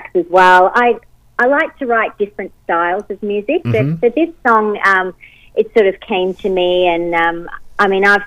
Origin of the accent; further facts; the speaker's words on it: Australia; I'm born here and I've lived here pretty much all my life.